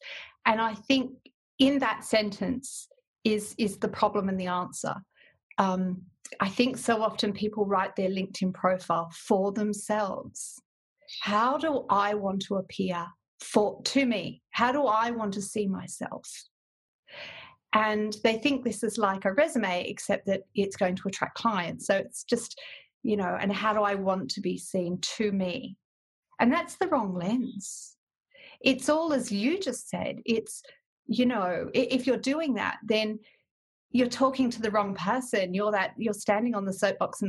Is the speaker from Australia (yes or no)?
yes; WA, Western Australia, Australia; also born or lived in England; I came back to WA